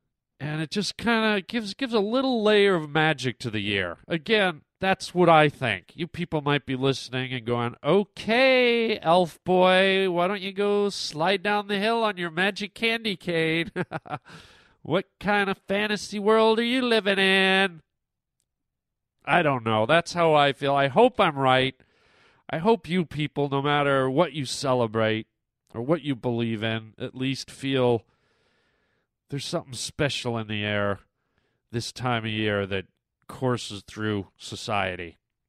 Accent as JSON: {"language": "English", "country": "Canada", "tie": "born or raised there", "said": "I grew up in Canada, and, pretty much every Christmas, tons of snow."}